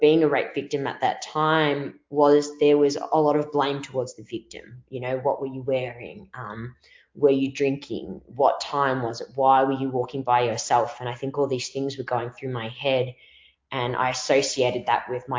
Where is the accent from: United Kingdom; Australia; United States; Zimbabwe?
Australia; Melbourne, Victoria; accent: Victorian; I'm from Melbourne, Australia